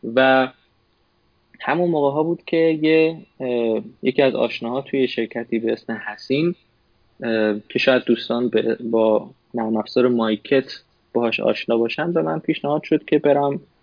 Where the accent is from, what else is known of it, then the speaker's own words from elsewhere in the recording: Tehran, Tehran Province, Iran; moved away as an adult; now in United States; من متولد تهران هستم